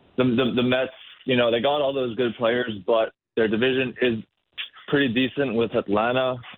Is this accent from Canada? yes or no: yes; Toronto, Ontario, Canada; now in New York, United States; I mean, I'm a Blue Jays fan. I'm from Toronto.